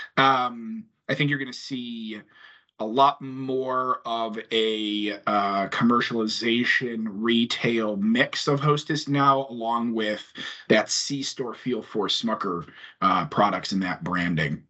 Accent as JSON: {"language": "English", "town": "Chicago", "region": "Illinois", "country": "United States", "said": "being a Chicagoan"}